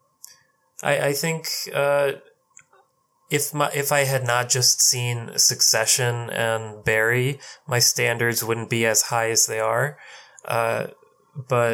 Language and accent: English; India; I'm Indian